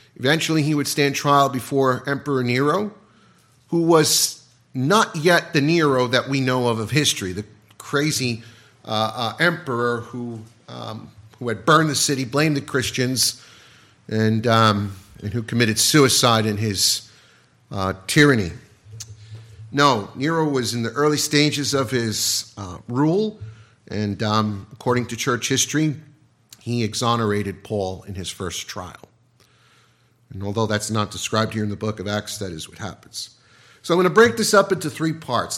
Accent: United States; being American

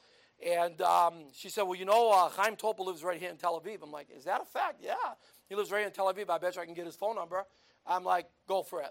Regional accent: United States; I'm from the United States

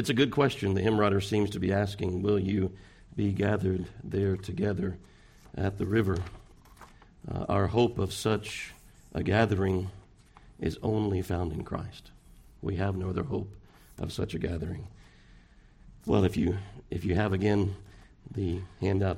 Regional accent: Pasadena, United States; I'm from Pasadena

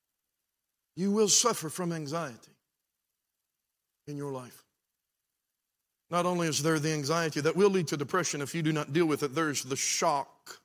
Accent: Beckley, West Virginia, United States; I'm from Beckley.

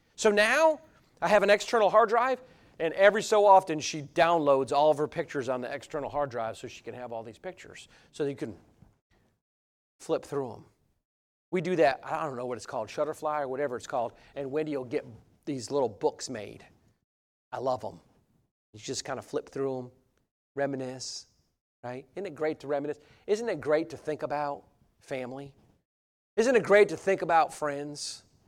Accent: Cambridge, New York, United States; moved away; I'm from Cambridge, New York

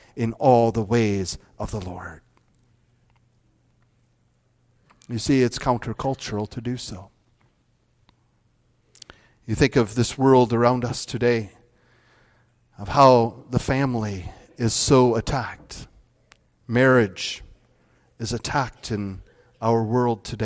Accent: Northwest Iowa, United States; moved away as an adult; also born or lived in Grand Rapids, Michigan; I grew up in Northwest Iowa

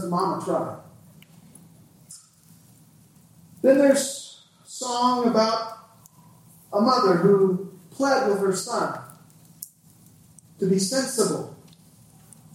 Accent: Indiana, United States; Growing up in Indiana, I listened to a fair bit of country music

